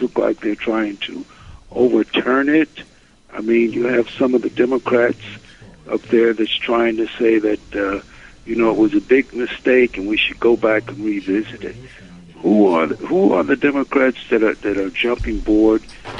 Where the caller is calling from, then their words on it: New York City, New York, United States; I'm calling from Brooklyn.